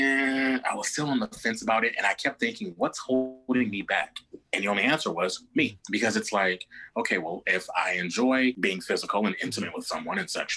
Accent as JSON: {"language": "English", "region": "Midwest", "country": "United States", "said": "I'm a guy from the Midwest"}